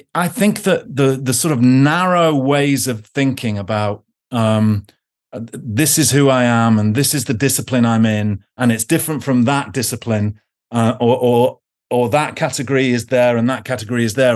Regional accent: United Kingdom; now in Oxford, United Kingdom; being British

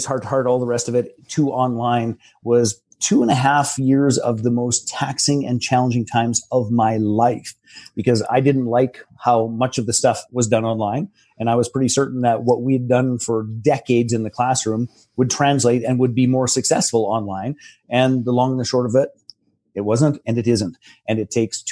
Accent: Canada; I'm a Canadian almost farm kid

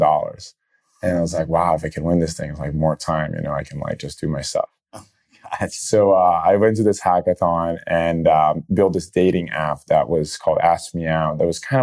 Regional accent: Brazil; I'm originally born and raised in Brazil

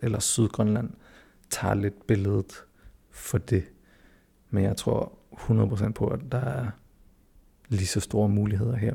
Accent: Greenland; also born or lived in Denmark; jeg er født og opvokset her, jeg føler mig hjemme her

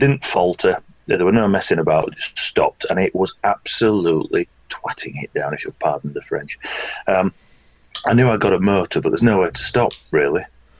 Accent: Yorkshire and the Humber, United Kingdom; I'm from Yorkshire, you know, we know what rain is

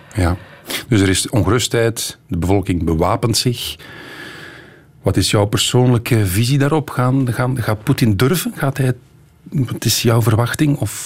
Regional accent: Flanders, Belgium; Wij Vlamingen

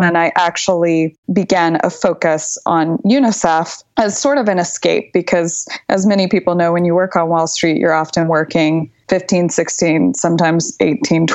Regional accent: Texas, United States; moved away as an adult; also born or lived in New York / Paris; I'm from Texas. I'm very proud to be Texan.

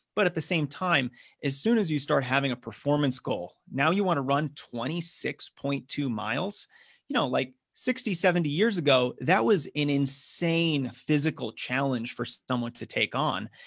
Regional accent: Massachusetts, United States; now in Denver, United States; I'm originally from the East Coast, grew up in Massachusetts, although now I'm running uh, here in Colorado. I live in Denver

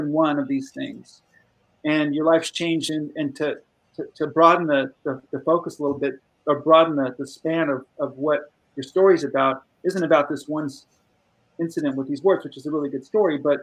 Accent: Burbank, California, United States; I grew up in Burbank, California, not far from where I'm at now

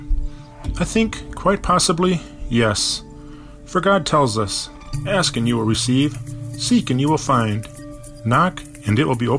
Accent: Bloomington, Minnesota, United States; born or raised there

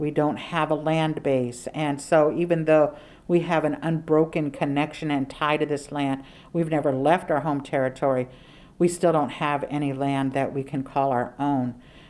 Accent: Oakland, California, United States; I grew up here in Oakland my entire life and didn't know the story of what had happened here

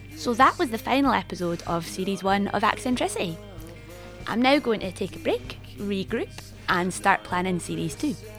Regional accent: Scotland, United Kingdom; accent: Scots / Scottish English; whether I'm a Scot speaker or a Scottish English speaker or both

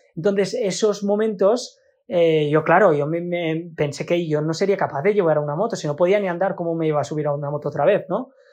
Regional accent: Spain; como somos los latinos, los, los españoles

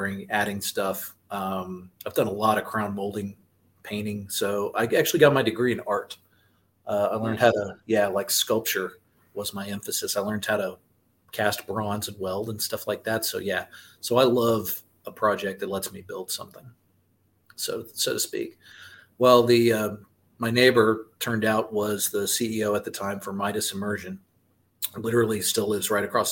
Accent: Austin, Texas, United States; now in Round Rock, United States; I'm from Austin because I was originally

